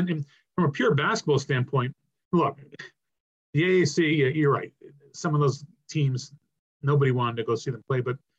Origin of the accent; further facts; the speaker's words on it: Rhode Island, United States; I grew up in Rhode Island, a Providence fan.